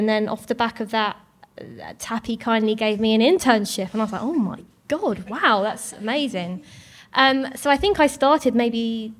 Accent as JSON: {"language": "English", "town": "Southend-on-Sea", "region": "East of England", "country": "United Kingdom", "tie": "born or raised there", "said": "So I grew up in Southend-on-Sea, but I'd always come up to London because it's just like an hour's train ride for me."}